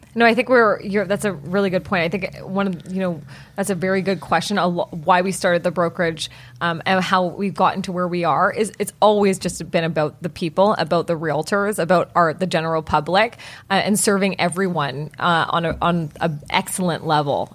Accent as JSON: {"language": "English", "town": "Vancouver", "region": "British Columbia", "country": "Canada", "tie": "born or raised there", "said": "I am born and bred in Vancouver, British Columbia"}